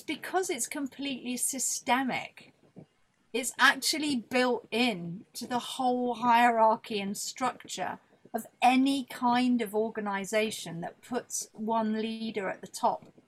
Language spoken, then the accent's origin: English; Buckinghamshire, South East England, United Kingdom; my nice girls' grammar school in Buckinghamshire